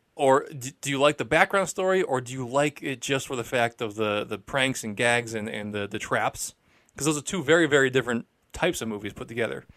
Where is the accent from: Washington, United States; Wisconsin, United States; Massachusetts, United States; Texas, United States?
Massachusetts, United States; Peabody; being from Peabody